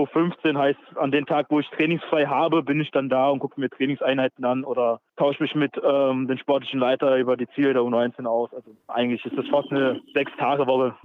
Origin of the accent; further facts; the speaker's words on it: Electoral Palatinate, Baden-Württemberg, Germany; moved away as an adult; now in Erfurt, Germany; ich bin Kurpfälzer, ich komme aus Baden-Württemberg gebürtig